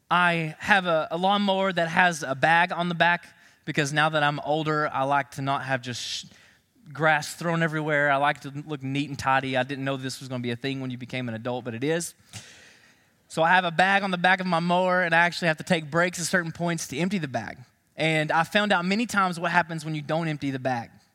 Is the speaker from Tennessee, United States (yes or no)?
yes; Knoxville, Tennessee, United States; I grew up in Knoxville, Tennessee